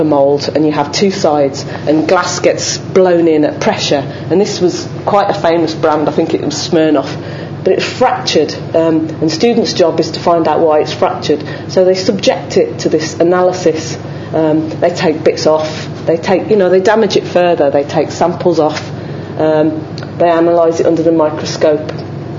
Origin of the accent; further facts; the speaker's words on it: Dudley, West Midlands, United Kingdom; I'm from Dudley, and my dad was part of that kind of chemical industry of manufacturing